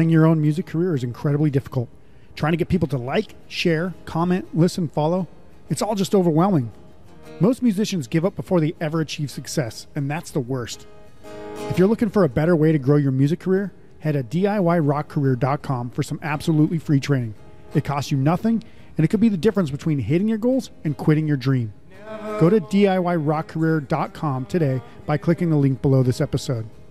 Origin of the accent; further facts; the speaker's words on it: Midwest, United States; now in Las Vegas, United States; I grew up in the Midwest